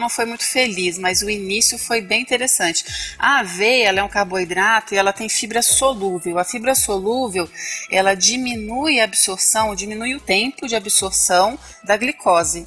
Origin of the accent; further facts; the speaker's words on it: Vila Velha, Espírito Santo, Brazil; Espírito Santo, Vila Velha, Espírito Santo